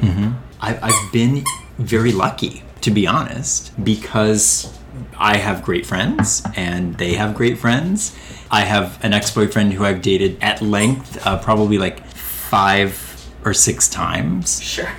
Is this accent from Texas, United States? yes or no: no; Northern Ohio, United States; now in New York, United States; I'm Northern Ohio